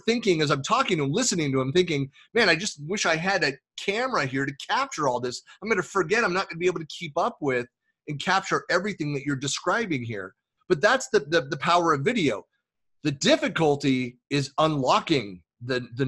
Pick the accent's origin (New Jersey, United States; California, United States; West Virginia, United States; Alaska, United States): California, United States; Bay Area; moved away as an adult; also born or lived in Oakland / Lake Tahoe; I was born in Oakland, raised in the Bay Area. We left California in 2004